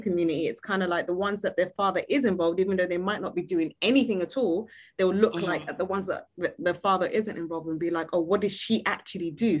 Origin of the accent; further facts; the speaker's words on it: United Kingdom; accent: British; I had like a British accent